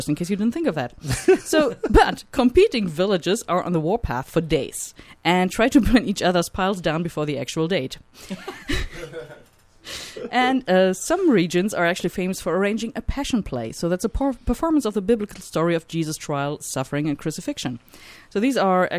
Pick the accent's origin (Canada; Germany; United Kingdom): Germany; moved away; my home country